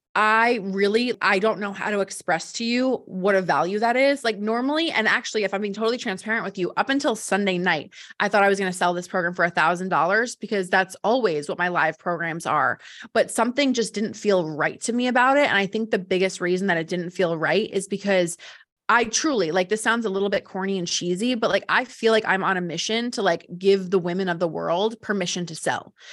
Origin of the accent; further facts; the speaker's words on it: New Jersey, United States; I'm from Jersey